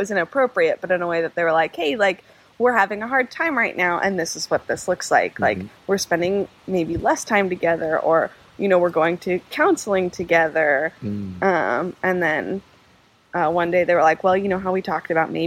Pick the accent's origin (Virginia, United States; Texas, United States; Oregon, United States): Oregon, United States; Beaverton; I grew up in Beaverton, so just outside of Portland